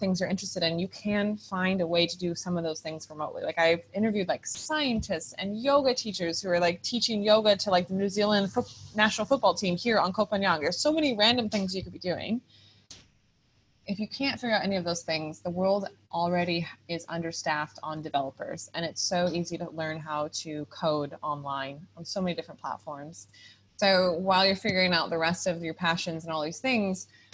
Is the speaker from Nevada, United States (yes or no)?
no; California, United States; moved away as an adult; also born or lived in Costa Rica; I'm from California, startup-y, a go-getter